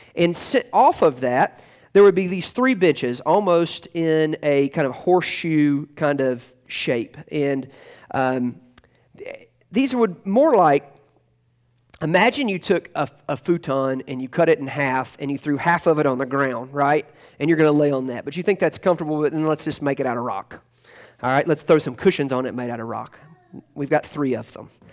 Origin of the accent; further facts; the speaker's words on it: Tocqueville, Georgia, United States; moved away; the last time I ever preached in Tocqueville, Georgia, um, uh, which is my hometown